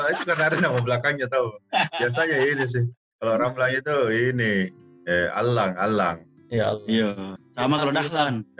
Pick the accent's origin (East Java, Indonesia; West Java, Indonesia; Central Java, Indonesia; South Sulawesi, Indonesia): South Sulawesi, Indonesia; Makassar; kalau untuk kita orang Makassar kayak wow nama-nama wow. nama-nama bule